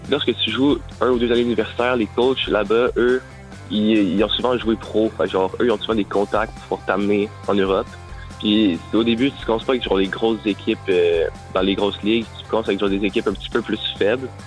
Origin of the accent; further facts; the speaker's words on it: Quebec, Canada; also born or lived in British Columbia; parce que je viens du Québec normalement. je voulais revenir au Québec pour pouvoir jouer collégial.